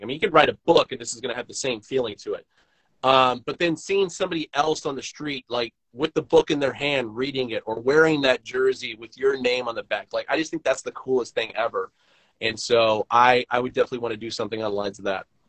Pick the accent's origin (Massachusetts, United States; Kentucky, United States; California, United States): California, United States; Oakland; moved away; when I was born in Oakland, leaving Oakland, came back to Oakland